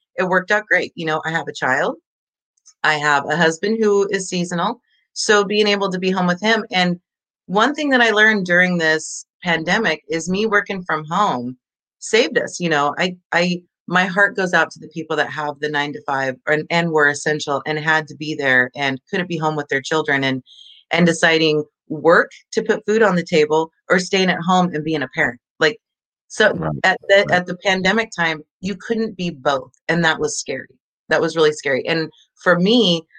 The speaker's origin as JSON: {"language": "English", "town": "Orland", "region": "California", "country": "United States", "tie": "born or raised there", "said": "I am born and raised in a little tiny one Taco Bell town called Orland"}